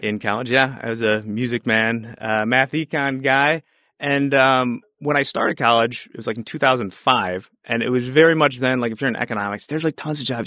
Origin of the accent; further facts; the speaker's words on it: Chicago, Illinois, United States; I was from the Chicago area